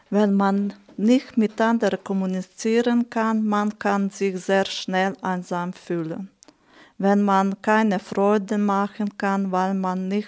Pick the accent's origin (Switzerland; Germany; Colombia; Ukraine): Ukraine; German is a second language; also born or lived in Hungary; now in Hohenems, Austria; Ich komme aus Ungarn. Ursprünglich ich bin aus der Ukraine.